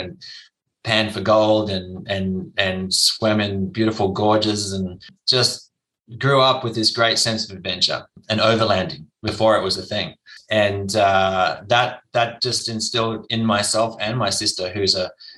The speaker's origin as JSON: {"language": "English", "town": "Perth", "region": "Western Australia", "country": "Australia", "tie": "born or raised there", "said": "I grew up in Perth, Western Australia"}